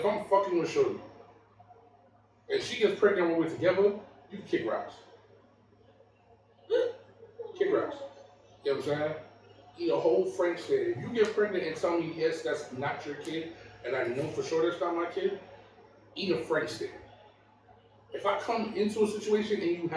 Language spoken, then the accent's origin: English; Jamaica; Me being Jamaican. I was raised by old school Jamaican Christians